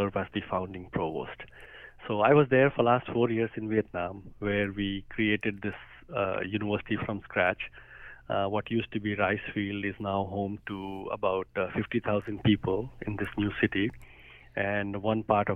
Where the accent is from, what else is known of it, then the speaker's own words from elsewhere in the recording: India; moved away as an adult; now in Columbia, United States; I grew up in India. After my undergraduate, I came to America to study